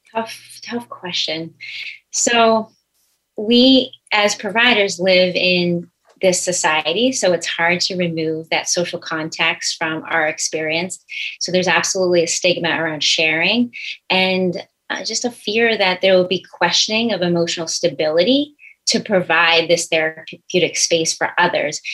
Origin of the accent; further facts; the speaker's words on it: Billerica, Massachusetts, United States; I grew up in Billerica, Massachusetts, which is absolutely a sports town